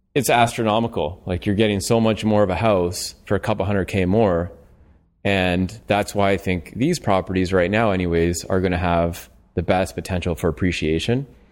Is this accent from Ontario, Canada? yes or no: yes; London, Ontario, Canada; I'm from London, Ontario